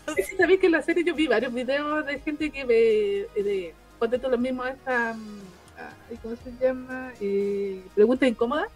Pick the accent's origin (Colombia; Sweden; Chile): Chile; nuestra identidad como chilenos